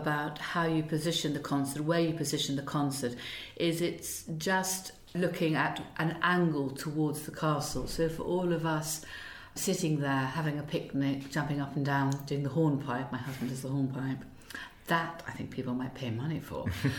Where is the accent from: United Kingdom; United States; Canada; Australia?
United Kingdom; It can be a little bit iffy, but I think that's part of being British.